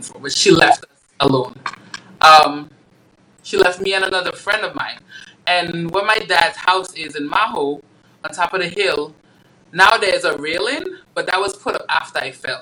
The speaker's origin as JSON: {"language": "English", "country": "U.S. Virgin Islands", "tie": "born or raised there", "also_born_or_lived": "Dominica", "moved": "as an adult", "lives_now": "United States", "said": "So Dominica, is my hometown. I was born in Dominica. I was raised in St. Thomas."}